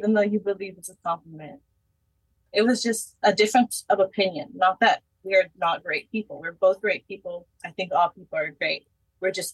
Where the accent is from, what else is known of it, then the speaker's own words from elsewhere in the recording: Fulton, Texas, United States; also born or lived in San Antonio, Texas; I grew up in Fulton, like back and forth San Antonio, just going to my family's beach house, my grandparents' beach house.